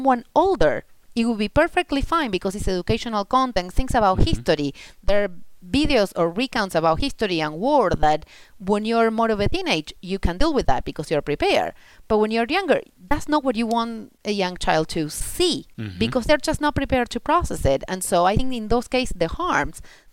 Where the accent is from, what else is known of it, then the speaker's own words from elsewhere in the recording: Argentina; first language Spanish; English is a second language; moved away as an adult; also born or lived in United States; now in Netherlands; I grew up in Argentina, then I mm-hmm. moved to the States, and, mm-hmm. and now I'm in the Netherlands